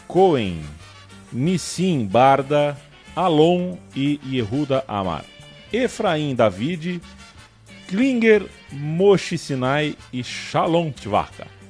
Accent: Brazil; a gente vem de um país que tem Guimarães

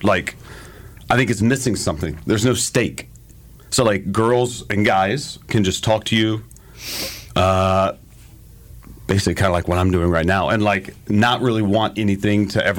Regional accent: United States; I'm American.

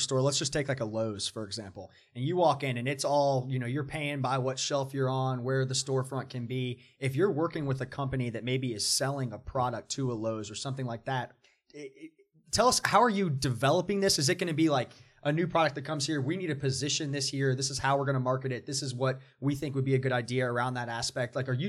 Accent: Atlanta, Georgia, United States; I'm from Atlanta.

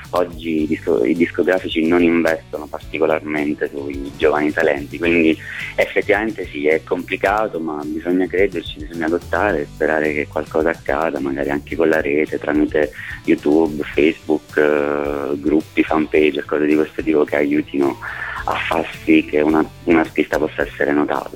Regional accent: Basilicata, Italy; moved away as an adult; now in Rome, Italy; io sono Lucano, sono della Basilicata ma vivo a Roma da 10 12 anni ormai

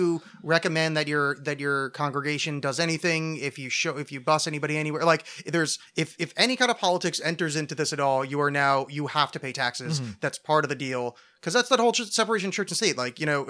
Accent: New Jersey, United States; growing up in New Jersey, I knew about Donald Trump for, my whole life.

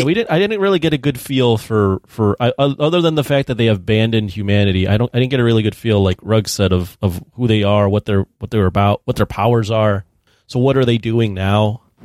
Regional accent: United States; as an American over here

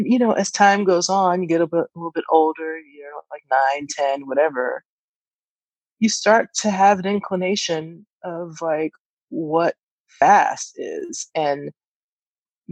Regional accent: Atlanta, Georgia, United States; growing up in Atlanta, it's hot in the summertime

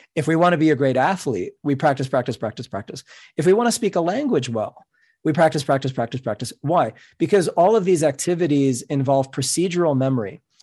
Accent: New York City, New York, United States; first language Spanish; English is a second language; I'm a Cuban American. My first language is Spanish. I grew up in New York City

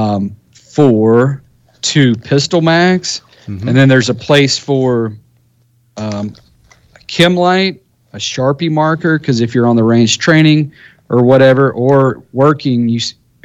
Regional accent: United States; I'm an American

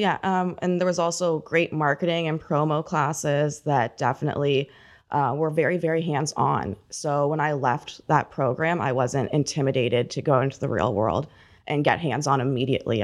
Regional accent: Port Perry, Ontario, Canada; I grew up in Port Perry.

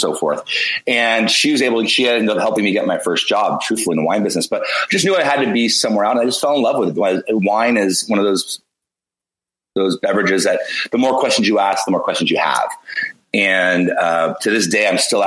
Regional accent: Bay Area, California, United States; I grew up born and raised in the Bay Area

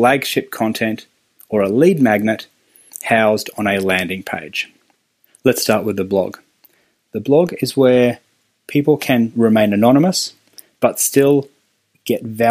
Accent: Australia; accent: Australian; my fun Australian accent

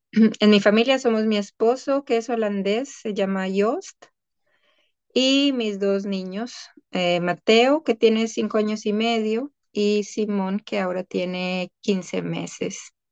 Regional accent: Colombia; moved away as an adult; also born or lived in Amsterdam, Netherlands / Cologne, Germany; now in The Hague, Netherlands; soy colombiana y llevo ya 14 años en Europa

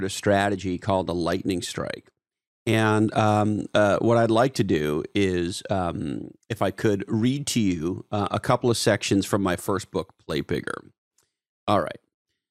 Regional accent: Canada; I'm a Canadian

